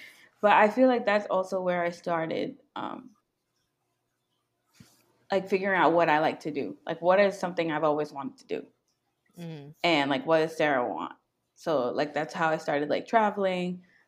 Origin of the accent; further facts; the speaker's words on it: Jamaica; I really came back. I was like, nah, I'm Jamaican. You can't tell me nothing. I bought the flag.